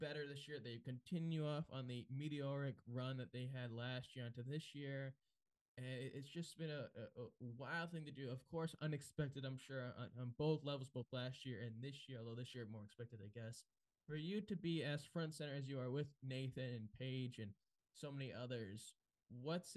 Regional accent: South County, Rhode Island, United States; growing up in South County

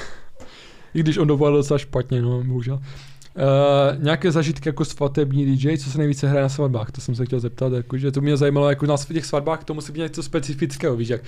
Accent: Ostrava region, Moravian-Silesian Region, Czechia; u nás v Ostravsku

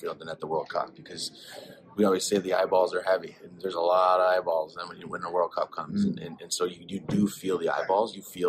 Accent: Green Bay, Wisconsin, United States; moved away as an adult; also born or lived in Chicago / London; I grew up in Green Bay, Wisconsin. So it was like, you know, one of those places that it was much bigger than where I was from. I went to school in Chicago

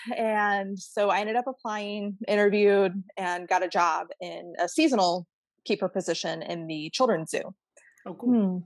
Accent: St. Louis, Missouri, United States; moved away; I actually grew up in the Midwest. I'm from St. Louis.

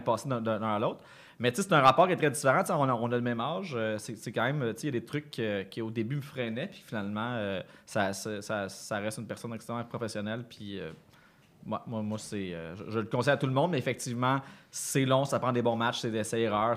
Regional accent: Granby, Quebec, Canada; quand j'étais jeune, là, à Granby

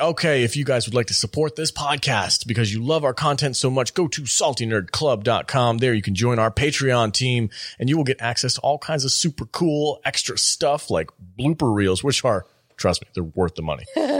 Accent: Las Vegas, Nevada, United States; And we are from Nevada. We are from Las Vegas.

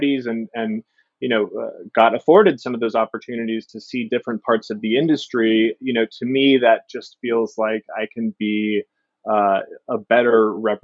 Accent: Seattle, Washington, United States; I'm born and raised in Seattle.

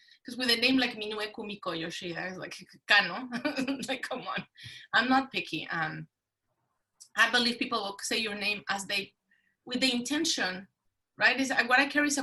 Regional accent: Mexico City, Mexico; English is a second language; moved away as an adult; now in United States; Growing up in Mexico City

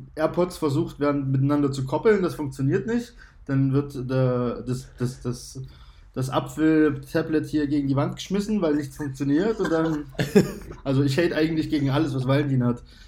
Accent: GDR, East Germany, Germany; Ich bin halt in der DDR geboren

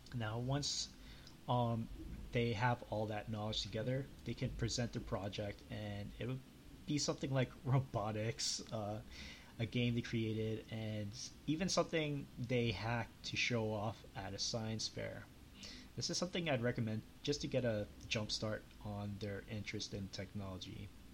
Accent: Canada; I'm from Canada

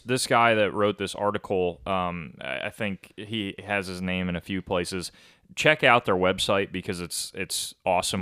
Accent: Rochester, New York, United States; where I'm from in Rochester, Lake Ontario is like five minutes outside

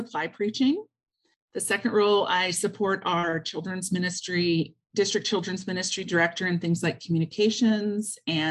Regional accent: Kansas, United States; moved away as an adult; now in Alberta, Canada; I grew up in Kansas and went to the seminary is how I met my husband, and he brought me up here.

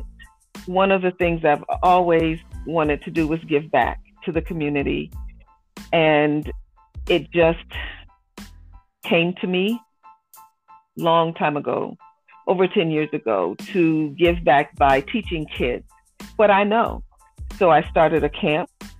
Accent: Norfolk, Virginia, United States; moved away as an adult; also born or lived in Cincinnati, Ohio; now in Indianapolis, United States; I grew up in Norfolk.

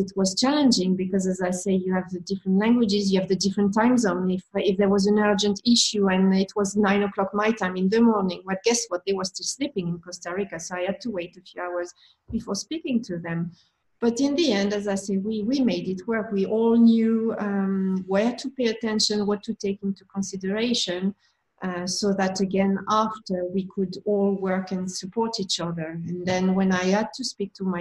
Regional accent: France; accent: French; English is a second language; with my accent, with my French accent

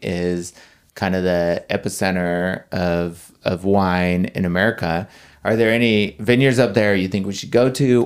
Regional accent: Texas, United States; moved away; I was from Texas

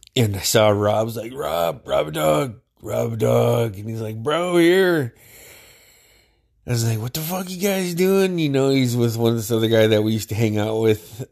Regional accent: Metlakatla, Alaska, United States; we grew up together in Metlakahtla

